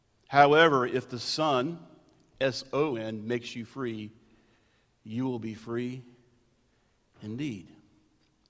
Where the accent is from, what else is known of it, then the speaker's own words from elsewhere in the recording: United States; Just because I'm white, middle class, American, and pastor